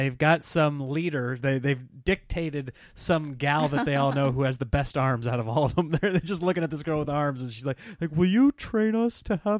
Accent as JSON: {"language": "English", "region": "Nebraska", "country": "United States", "tie": "born or raised there", "said": "Well, I grew up in Nebraska."}